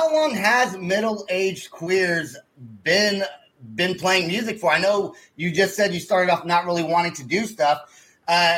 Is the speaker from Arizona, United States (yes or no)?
no; Bay Area, California, United States; now in Oklahoma, United States; I'm from the Bay Area, you know, moving to Oklahoma